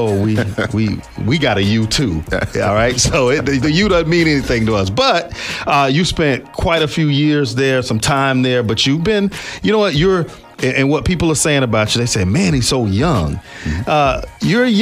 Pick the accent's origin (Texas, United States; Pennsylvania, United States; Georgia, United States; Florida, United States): Florida, United States; South; I grew up in South Florida